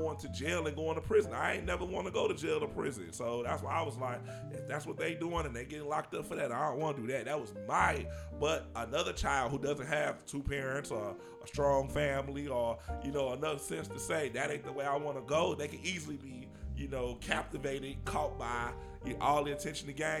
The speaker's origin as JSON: {"language": "English", "town": "Chicago", "region": "Illinois", "country": "United States", "tie": "born or raised there", "said": "growing up in the suburbs initially, you know, being around all these, you know, cultured people. And I remember even y'all saying, like, we talked different. And then we moved back to Chicago"}